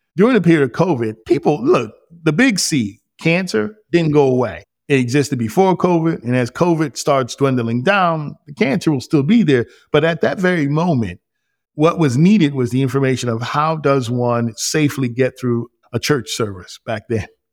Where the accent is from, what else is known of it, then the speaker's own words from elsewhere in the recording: New York, United States; moved away; I grew up in New York to a teen mob